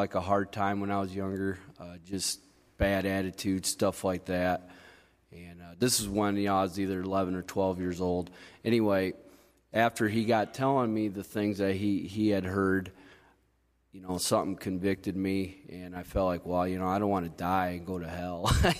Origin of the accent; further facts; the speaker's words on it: Coldwater, United States; I grew up here in Coldwater. I was adopted into a family when I was probably about 3 months old. I actually grew up only a mile down the road from here.